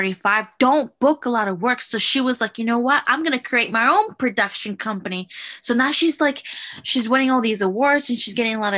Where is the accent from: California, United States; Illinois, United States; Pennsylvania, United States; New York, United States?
New York, United States; I'm born and raised from New York, but my parents son de Guatemala